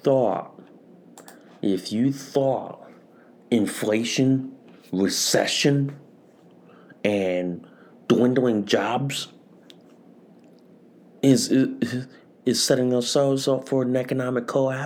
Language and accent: English; Connecticut, United States; In my hometown in Connecticut